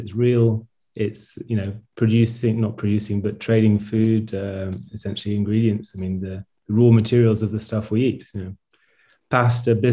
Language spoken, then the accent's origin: English; London, United Kingdom; now in Switzerland; That's where I'm originally from. I was born in Belgravia, which is right there, central London.